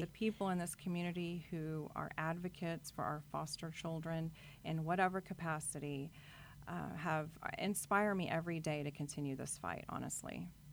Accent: Corpus Christi, Texas, United States; I grew up in Corpus Christi, Texas, and my parents were teachers

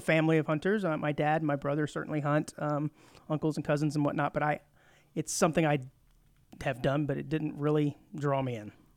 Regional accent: Rio Grande Valley, Texas, United States; also born or lived in Fort Worth, Texas; now in Montgomery County, Texas, United States; I grew up in the Rio Grande Valley, way down southern tip by South Padre Island

